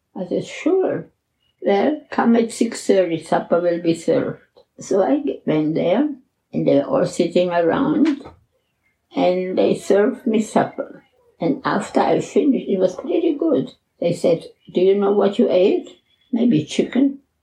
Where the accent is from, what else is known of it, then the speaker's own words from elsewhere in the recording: Czechia; moved away; I was born in the Czech Republic in a little village called in Czech Liszczany and in German Liechtenstein